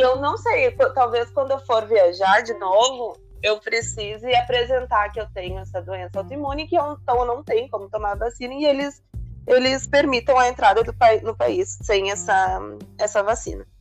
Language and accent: Portuguese; Porto Alegre, Rio Grande do Sul, Brazil; moved away as an adult; also born or lived in Panama; Eu nasci em Porto Alegre